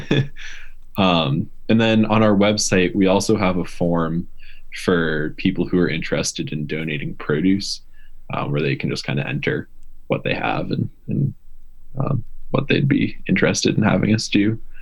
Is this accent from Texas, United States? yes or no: no; Massachusetts, United States; moved away as an adult; also born or lived in Vermont; I grew up in Massachusetts, and I went to school in Vermont.